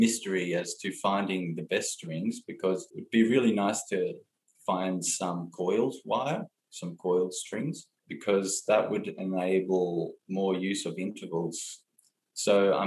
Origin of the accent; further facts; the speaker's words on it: Blue Mountains, New South Wales, Australia; I grew up in the Blue Mountains in New South Wales, Australia, and I've been here for my whole life.